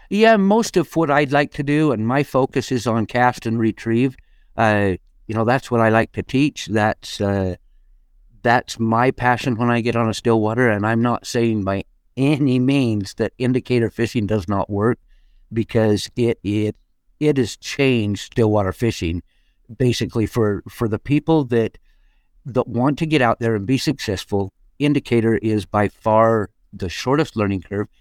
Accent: Shelley, Idaho, United States; I grew up just outside of Shelley, Idaho, which is just outside of Idaho Falls

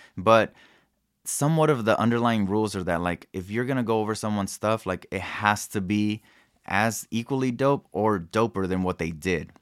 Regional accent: Kansas City, Missouri, United States; also born or lived in Mexico / New York / Denver; it was my neighborhood that I grew up in, and I was able to take over, uh, my family house where I grew up

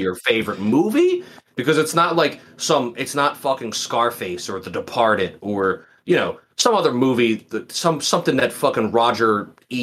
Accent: Philadelphia, Pennsylvania, United States; I'm from Philly

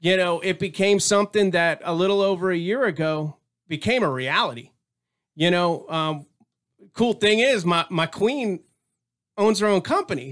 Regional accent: Tampa, Florida, United States; now in Texas, United States; I was born and raised out there in the Tampa area.

